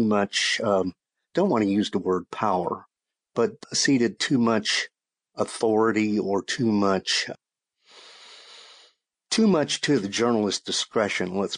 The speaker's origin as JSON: {"language": "English", "town": "Shreveport", "region": "Louisiana", "country": "United States", "tie": "born or raised there", "also_born_or_lived": "Texas", "moved": "yes", "said": "I wound up working at my hometown paper in Shreveport, Louisiana"}